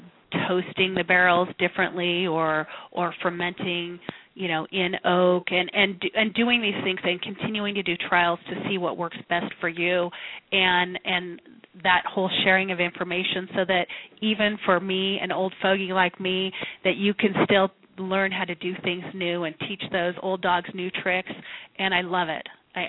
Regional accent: Napa, California, United States; Napa, obviously, because I'm from Napa

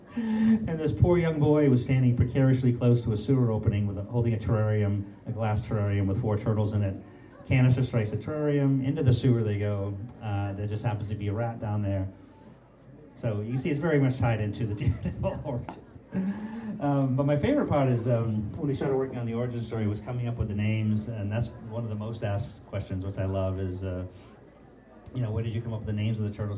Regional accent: Portland, Maine, United States; I grew up in Portland, Maine

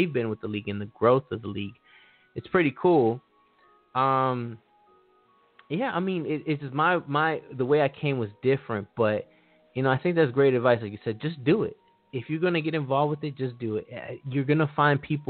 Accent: Los Angeles, California, United States; I'm from Los Angeles

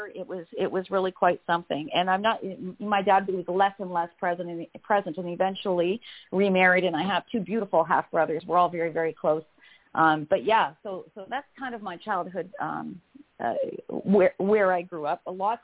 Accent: Windsor, Ontario, Canada; I was born in Windsor, Ontario

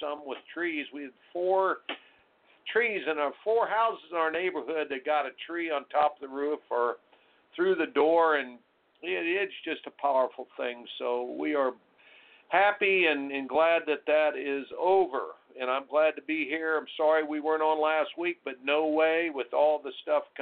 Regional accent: Indiana, United States; moved away; I grew up in Indiana

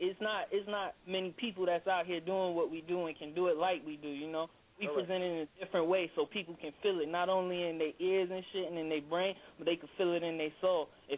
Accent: Georgia, United States; I'm from Georgia, but they picked me up or whatever, so we just doing our thing.

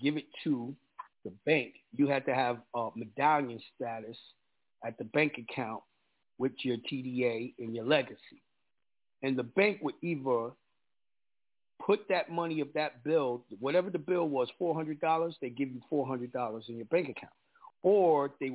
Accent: New York, United States; I'm a New Yorker. You know, a lot of people around America don't like New Yorkers. I'm New Yorker to the T

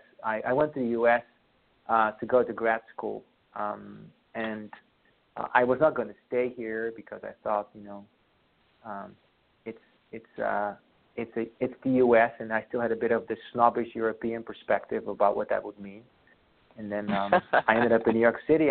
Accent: Friesland, Netherlands; first language Frisian; English is a second language; now in Seattle, United States; I grew up on a farm there with many more cows than people around me most of the time

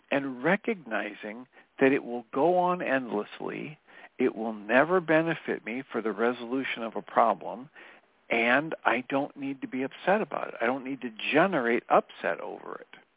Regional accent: Texas, United States; And of course, I'm from Texas.

